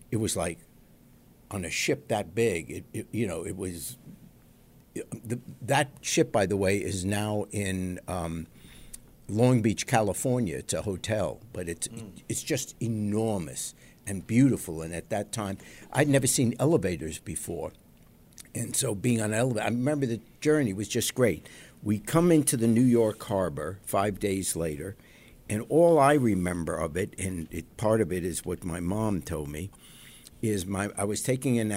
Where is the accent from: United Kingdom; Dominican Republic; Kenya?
United Kingdom; England; born there; I was born in England during the war, during World War II